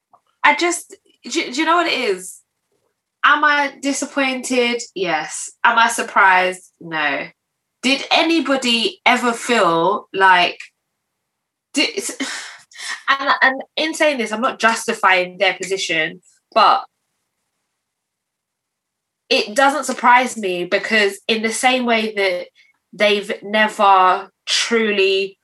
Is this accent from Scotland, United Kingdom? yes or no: no; London, United Kingdom; I would take Black British, Caribbean.